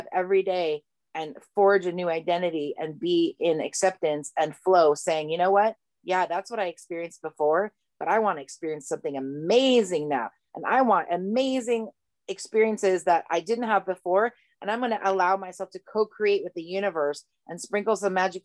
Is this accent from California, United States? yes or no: yes; Malibu, California, United States; growing up in Malibu